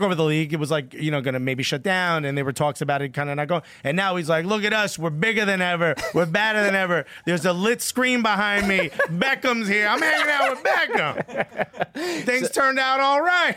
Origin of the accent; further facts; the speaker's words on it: Newark, New Jersey, United States; I'm born and raised in Newark, New Jersey.